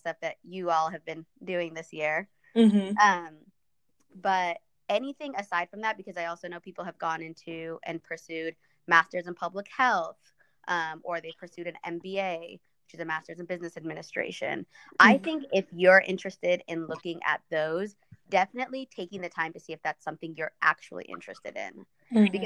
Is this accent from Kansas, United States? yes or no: yes; Kansas, United States; English is a second language; also born or lived in Ethiopia; We were resettled into Kansas